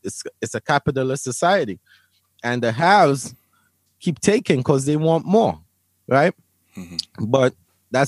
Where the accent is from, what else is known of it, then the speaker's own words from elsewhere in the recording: Laventille, Trinidad & Tobago; also born or lived in Brooklyn, New York, United States; now in Kingwood, Houston, United States; Now, I come from Laventille.